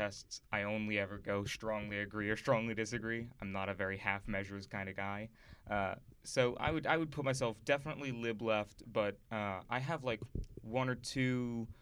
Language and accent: English; Kenner, Louisiana, United States; moved away as an adult; now in Washington, United States; I am from New Orleans, Louisiana. It's technically Kenner, Louisiana